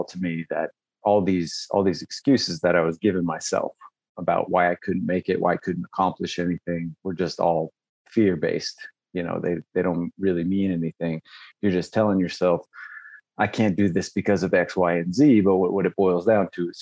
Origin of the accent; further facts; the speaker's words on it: Las Vegas, Nevada, United States; I grew up in Vegas